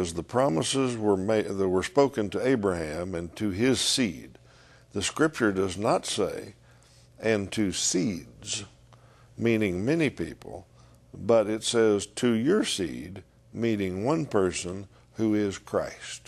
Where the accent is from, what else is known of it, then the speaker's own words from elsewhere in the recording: United States; as an American